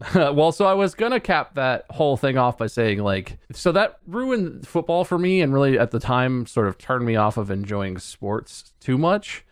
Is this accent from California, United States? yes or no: no; Ohio, United States; moved away; also born or lived in North Carolina; we lived in Ohio, we're from Ohio